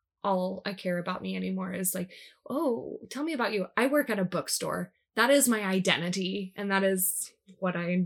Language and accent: English; Des Moines, Iowa, United States; I was born in Des Moines